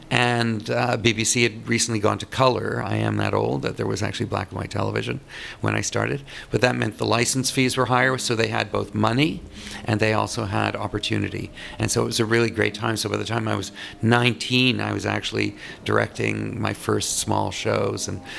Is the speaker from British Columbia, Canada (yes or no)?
no; Toronto, Ontario, Canada; Well, I am Canadian. I was born in Toronto and went to high school and university there